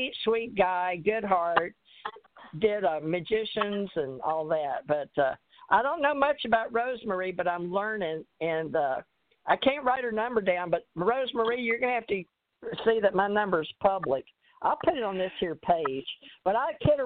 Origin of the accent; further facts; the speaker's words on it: the South, United States; I'm from the South. We slang everything